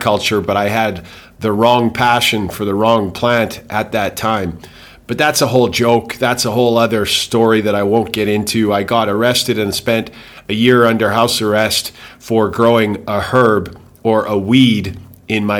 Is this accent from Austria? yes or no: no; Calgary, Alberta, Canada; moved away as an adult; also born or lived in England / Houston, Texas / Grand Cayman; now in Thailand; I grew up personally in Calgary, Alberta